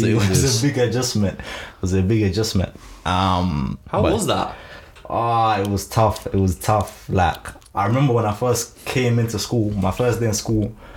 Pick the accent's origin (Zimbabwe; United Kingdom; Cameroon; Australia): Zimbabwe; English is a second language; moved away; I grew up in Zim.